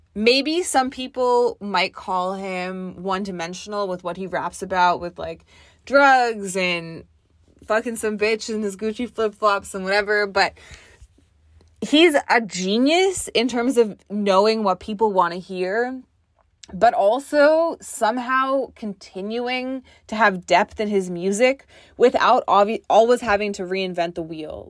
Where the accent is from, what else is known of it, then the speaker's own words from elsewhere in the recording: Toronto, Ontario, Canada; I'm from Toronto.